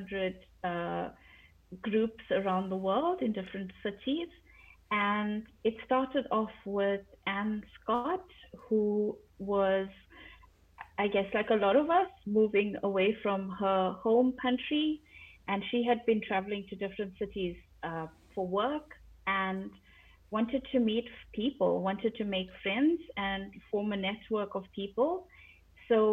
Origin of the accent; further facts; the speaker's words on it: South Africa; moved away as an adult; also born or lived in London; now in Sweden; I'm originally from South Africa, and moved to London not much longer after I finished school.